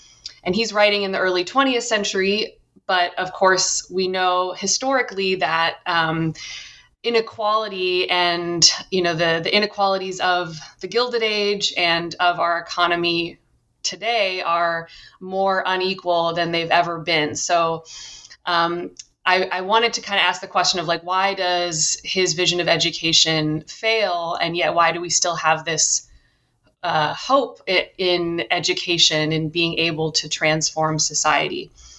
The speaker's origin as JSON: {"language": "English", "town": "Cambridge", "region": "Massachusetts", "country": "United States", "tie": "born or raised there", "said": "I grew up in Cambridge, Massachusetts, and I first became interested in education really as an undergrad"}